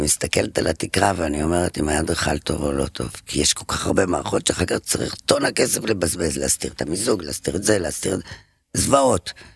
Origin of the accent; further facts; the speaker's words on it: Paris, Île-de-France, France; moved away as an adult; now in Israel; פריז. גדלתי בה הרבה שנים